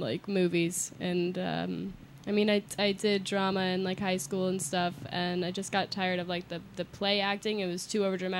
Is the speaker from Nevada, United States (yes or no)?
no; Seattle, Washington, United States; moved away as an adult; now in Los Angeles, United States; I'm from Seattle.